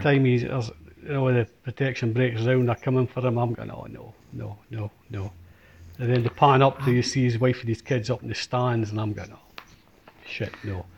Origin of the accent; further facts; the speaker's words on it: Scotland, United Kingdom; we are Scottish